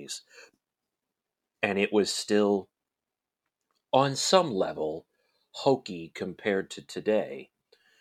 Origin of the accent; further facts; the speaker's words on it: St. Louis, Missouri, United States; As we are all from St. Louis.